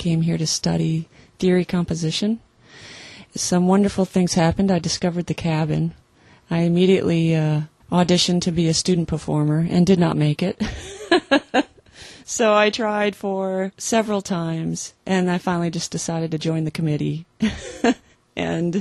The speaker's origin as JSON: {"language": "English", "region": "Wisconsin", "country": "United States", "said": "we're from Wisconsin, so it was Lutheran"}